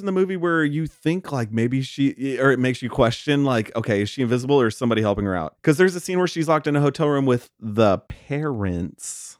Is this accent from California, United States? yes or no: no; Texas, United States; I'm from Texas